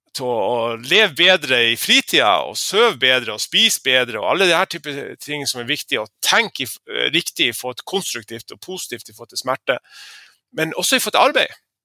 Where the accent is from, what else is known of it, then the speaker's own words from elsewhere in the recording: Lofoten, Nordland, Norway; moved away; den måneden jeg var hjemme i Lofoten på fiskemottaket